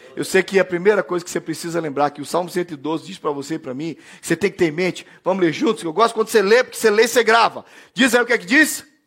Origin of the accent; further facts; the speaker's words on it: Belém, Pará, Brazil; eu sou de Belém do Pará sou da região amazônica no Brasil